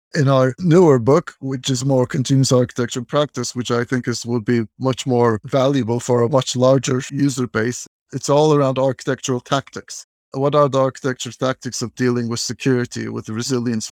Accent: Turkey; moved away as an adult; also born or lived in Massachusetts, United States / San Francisco, California, United States; I'm originally from Turkey, and then I went to the United States to do my master's degree

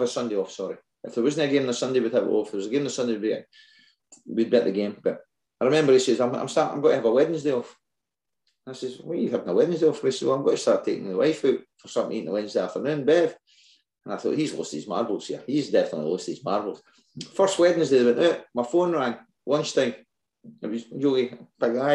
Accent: Whitburn, Scotland, United Kingdom; I'm a Whitburn boy. I'm from Whitburn

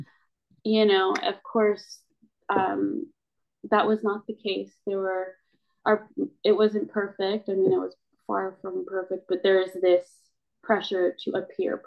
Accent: United States; I am Filipino and I'm a Filipino American as well

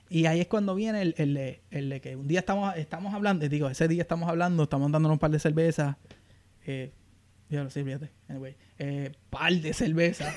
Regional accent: Aguadilla, Puerto Rico; moved away as an adult; now in Bowie, United States; soy original de Aguadilla. Y actualmente vivo en Bowie, Maryland.

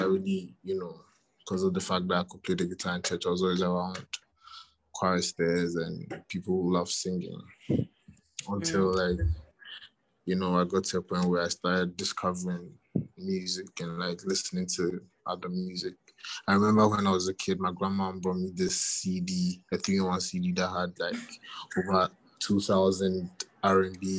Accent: Kumasi, Ashanti, Ghana; now in Accra, Ghana; I was born in Kumasi, in Ghana. Born and raised in Kumasi. Came to Accra when I was about 9

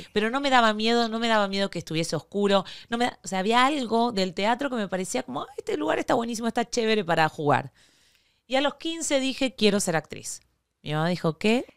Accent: Argentina; yo argentina

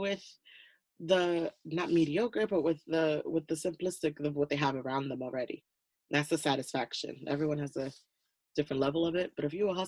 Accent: United States; I'm super American right now

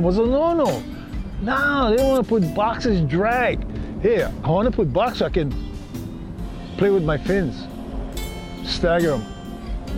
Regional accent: Hawaii, United States; myself and another surfer from Hawaii

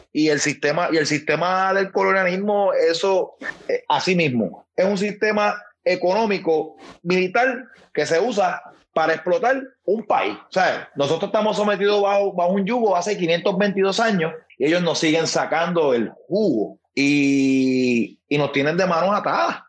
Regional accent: Puerto Rico; moved away; somos tres, tres personas que ahora mismo somos, estamos en la diáspora porque eh, hemos, que, hemos tenido que salir de nuestro país

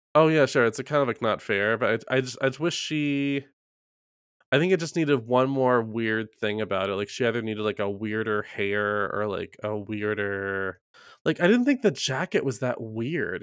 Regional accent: the South, United States; I'm from the South

